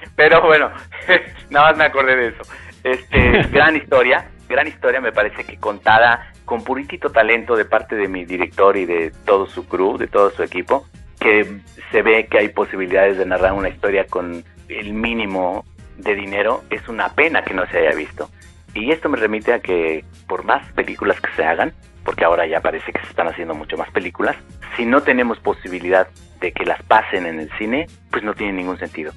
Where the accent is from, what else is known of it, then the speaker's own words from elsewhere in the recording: Mexico; mi país